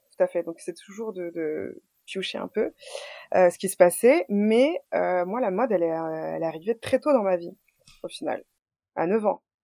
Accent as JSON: {"language": "French", "town": "Boulogne-Billancourt", "region": "Île-de-France", "country": "France", "tie": "born or raised there", "said": "je suis née en France à Boulogne-Billancourt. j'ai toujours été boulonnaise"}